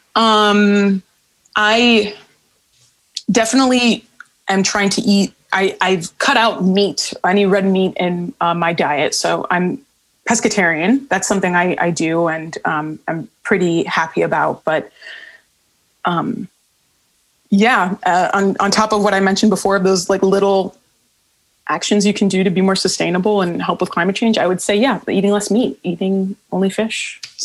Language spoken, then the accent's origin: English; Miami, Florida, United States; moved away; Miami, my hometown